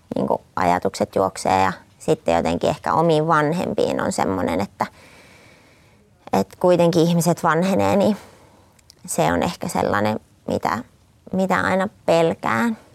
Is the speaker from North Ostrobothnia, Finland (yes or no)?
yes; Raahe, North Ostrobothnia, Finland; mä olen siis Raahesta kotoisin